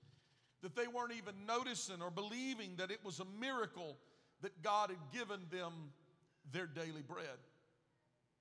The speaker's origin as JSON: {"language": "English", "region": "Gulf Coast", "country": "United States", "tie": "born or raised there", "said": "I grew up on the Gulf Coast"}